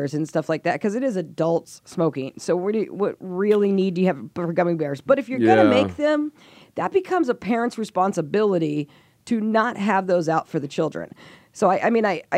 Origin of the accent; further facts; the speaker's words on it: Salinas, California, United States; I grew up in Salinas, which is right next to Santa Cruz.